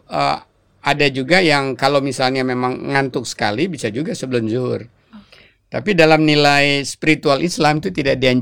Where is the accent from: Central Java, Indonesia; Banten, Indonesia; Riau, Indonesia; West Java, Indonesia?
Riau, Indonesia; Pekanbaru; born there; Apalagi uh, si daerah kelahiran saya kalau saya pulang kampung ke Pekanbaru itu rasanya nikmat banget gitu ya.